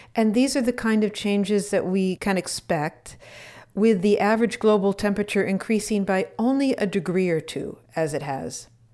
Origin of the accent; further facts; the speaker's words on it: Wisconsin, United States; moved away; I grew up in Wisconsin, boy, did we have cold days and long winters and lots of snow